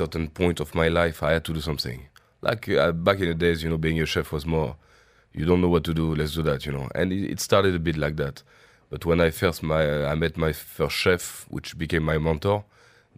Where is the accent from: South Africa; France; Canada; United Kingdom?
France; Brittany; accent: French; English is a second language; now in Dubai, United Arab Emirates; I'm from France. I'm sure my accent says it. From Brittany, which is the west part of France